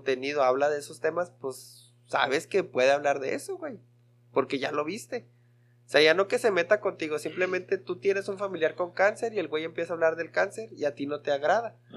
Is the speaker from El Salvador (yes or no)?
no; Ciudad Obregón, Sonora, Mexico; now in Mexicali, Mexico; No, aquí en Mexicali. Soy de Obregón, pero aquí resido en Mexicali.